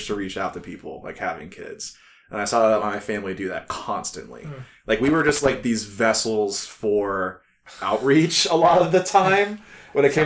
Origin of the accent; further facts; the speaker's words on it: Cuyahoga Falls, Ohio, United States; also born or lived in Columbus, Ohio; I grew up primarily in the Falls, moved up in 2000 from Columbus up to here